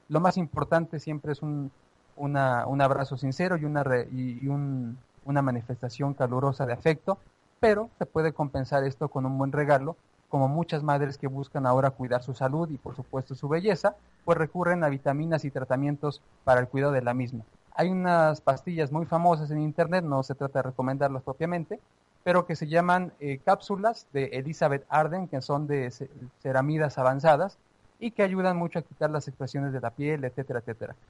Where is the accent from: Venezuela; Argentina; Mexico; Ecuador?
Mexico; como mexicanos